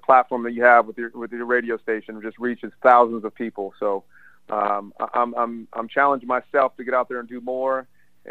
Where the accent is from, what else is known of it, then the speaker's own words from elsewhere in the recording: the South, United States; We grew up in the South from a biracial family